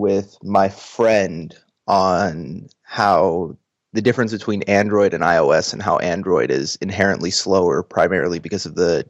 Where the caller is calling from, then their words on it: Georgia, United States; I am calling from Georgia, the state in the United States.